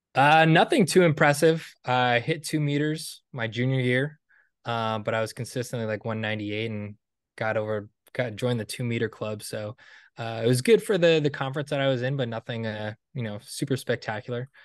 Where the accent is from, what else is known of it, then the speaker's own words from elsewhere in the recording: Stonington, Connecticut, United States; after I graduated from college, um, New London was a couple towns over from where I grew up in Stonington, Connecticut.